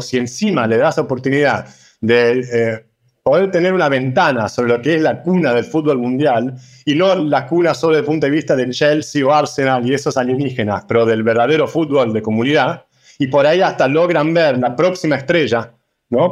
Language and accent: Spanish; Argentina; moved away as an adult; now in London, United Kingdom; nos criamos en Argentina, de padres eh, de Cerdeña, de Italia, hace unos 20 años casi que estamos en Londres